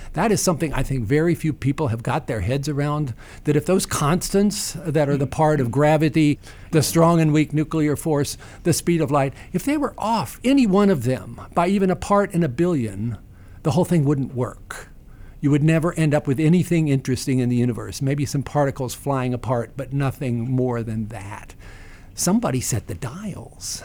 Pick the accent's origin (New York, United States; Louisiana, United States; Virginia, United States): Virginia, United States; Staunton; Stanton, Virginia, my hometown